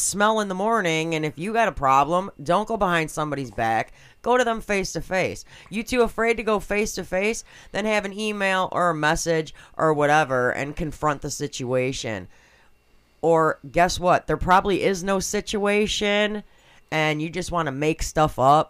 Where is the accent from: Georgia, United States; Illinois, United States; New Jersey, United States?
Illinois, United States; Schaumburg; I grew up in Schaumburg